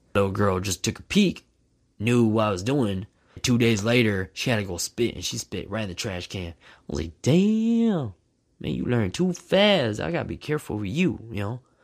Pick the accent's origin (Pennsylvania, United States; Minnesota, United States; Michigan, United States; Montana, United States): Minnesota, United States; Growing up in Minnesota